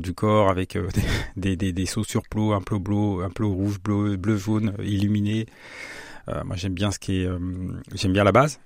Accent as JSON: {"language": "French", "town": "Saint-Jean-de-la-Ruelle", "region": "Centre-Val de Loire", "country": "France", "tie": "born or raised there", "also_born_or_lived": "Strasbourg", "said": "J'ai grandi à Saint-Jean-d'Aruel dans le quartier des Chaises."}